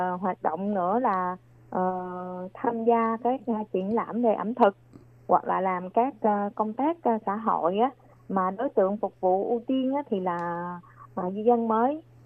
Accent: Long An, Vietnam; moved away as an adult; now in New Taipei, Taiwan; quê của em là ở tỉnh Long An và em sang Đài Loan được là 18 năm

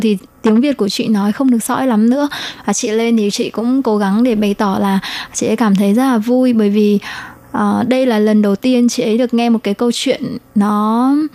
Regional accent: Vietnam; now in Taiwan; em đến từ Việt Nam mà sang Đài Loan sinh sống cũng như học tập

